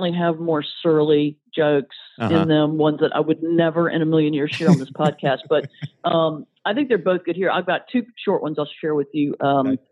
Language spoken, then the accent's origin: English; the South, Southern United States, United States; I'm a Southerner